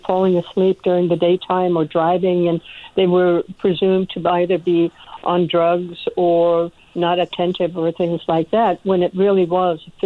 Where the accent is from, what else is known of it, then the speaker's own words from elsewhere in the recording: Washington, District of Columbia, United States; also born or lived in Norway / Boston; I came to the United States with my family then, and therefore raised in the greater Washington, D.C. area